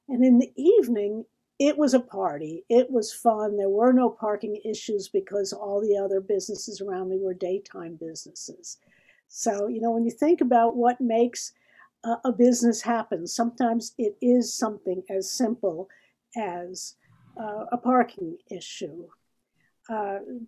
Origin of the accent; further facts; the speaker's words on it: Nashville, Tennessee, United States; also born or lived in Tulsa, Oklahoma / Ithaca, New York; when I was 8 years old, he got a job in Nashville